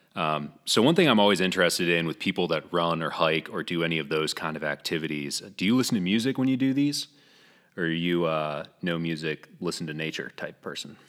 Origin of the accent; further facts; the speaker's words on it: New England, United States; now in Greenville, United States; I'm actually, uh, born and raised in New England